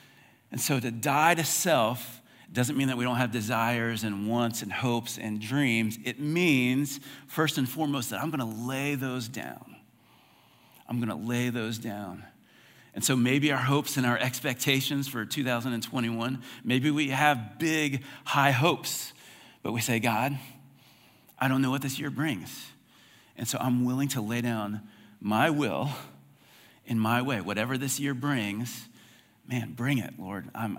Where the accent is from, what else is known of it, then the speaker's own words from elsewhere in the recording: United States; It's very broad. I'm American.